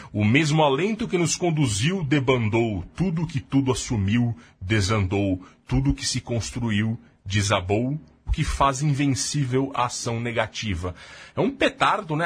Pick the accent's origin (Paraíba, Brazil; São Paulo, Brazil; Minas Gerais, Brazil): São Paulo, Brazil; Jundiaí; Eu sou de Jundiaí